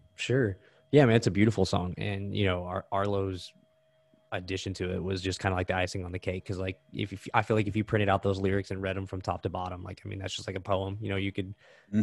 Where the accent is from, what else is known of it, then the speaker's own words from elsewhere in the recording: Texas, United States; I'm from Texas